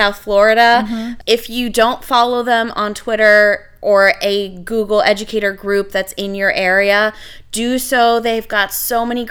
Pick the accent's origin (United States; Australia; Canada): Canada; I'm Canadian